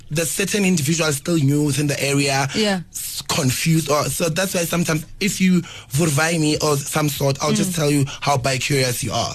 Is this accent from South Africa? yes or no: yes; South Africa; I'm proudly South African gay bottom man, full stop.